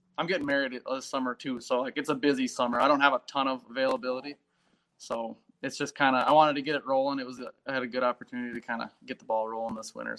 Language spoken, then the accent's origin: English; Poplar, Wisconsin, United States; I'm from Poplar, Wisconsin.